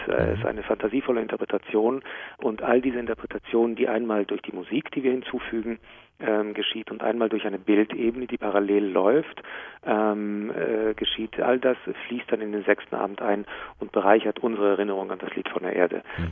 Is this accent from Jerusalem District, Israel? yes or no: yes; Jerusalem, Jerusalem District, Israel; now in Hamburg, Germany; in äh, Jerusalem, wo ich aufgewachsen bin